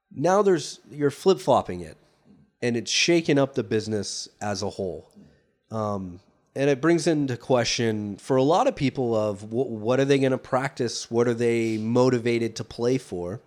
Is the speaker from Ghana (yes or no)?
no; United States; as an American